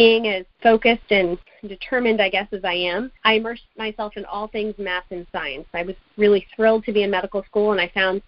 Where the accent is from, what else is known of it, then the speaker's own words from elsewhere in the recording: United States; also born or lived in Kerala, India; my American upbringing in school here